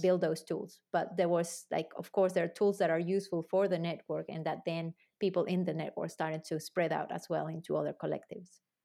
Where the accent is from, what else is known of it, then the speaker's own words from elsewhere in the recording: Argentina; moved away; also born or lived in New Zealand; I'm originally from Argentina